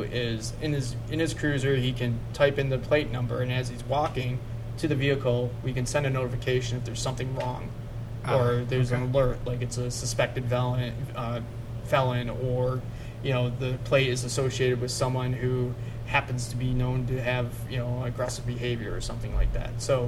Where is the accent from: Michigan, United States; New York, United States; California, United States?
Michigan, United States; St. Clair Shores; moved away as an adult; I'm from St. Clair Shores